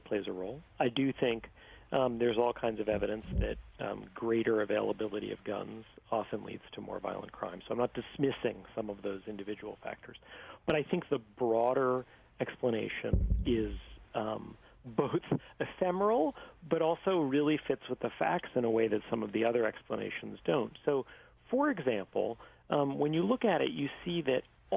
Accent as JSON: {"language": "English", "region": "New York", "country": "United States", "tie": "born or raised there", "said": "I grew up in New York in the 1980s"}